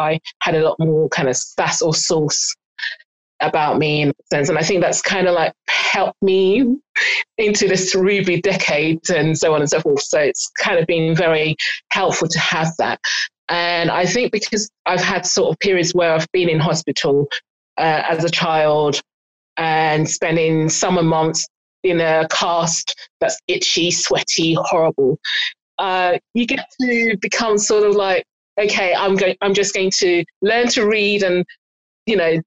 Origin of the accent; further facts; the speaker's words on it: Igbo, Igboland, Nigeria; also born or lived in North London; now in London, United Kingdom; I'm Nigerian and Igbo